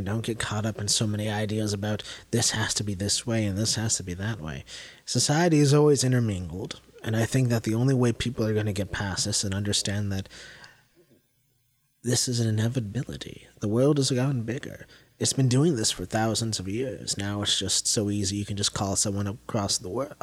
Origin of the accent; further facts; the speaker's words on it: Madison, Ohio, United States; I was raised in a small town, Madison, Ohio. That's my hometown.